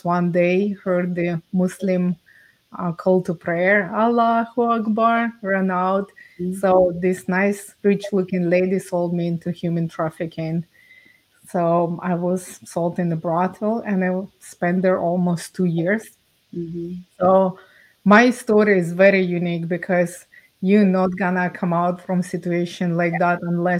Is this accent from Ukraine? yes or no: yes; Ukraine; now in Canada; I was born and raised in Ukraine